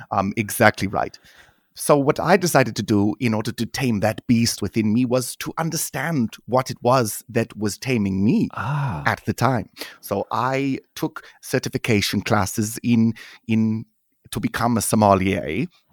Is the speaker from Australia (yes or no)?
no; North Rhine-Westphalia, Germany; also born or lived in Denmark; I was part-time in Germany, outside of Dortmund, and then I was part-time with my mother's family in Denmark.